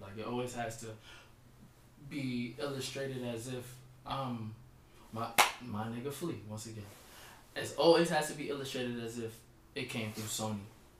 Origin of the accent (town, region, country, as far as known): Virginia, United States; born or raised there; also born or lived in New Jersey